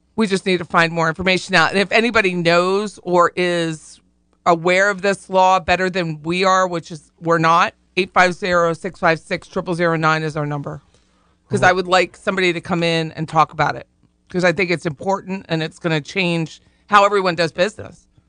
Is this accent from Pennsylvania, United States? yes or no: yes; Harrisburg, Pennsylvania, United States; We say you guys, we don't say yuns in Harrisburg